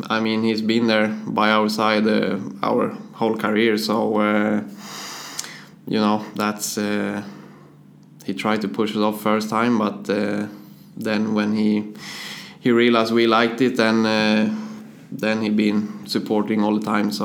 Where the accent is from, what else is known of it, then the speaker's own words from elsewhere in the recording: Motala, Östergötland, Sweden; English is a second language; Motala, it's, yeah, like you said, it's my home, and I always live there, and I like it. It's pretty much a summer city with the beach and everything. And so I went to school there and all that kind of things.